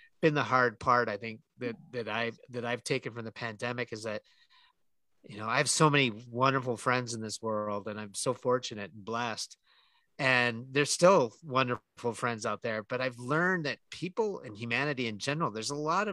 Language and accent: English; Canada; I'm Canadian